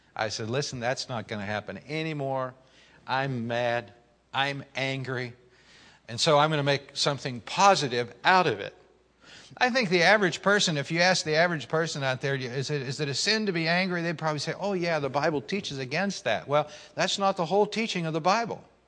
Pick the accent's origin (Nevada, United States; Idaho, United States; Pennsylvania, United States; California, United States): Pennsylvania, United States; Pittsburgh; growing up in Pittsburgh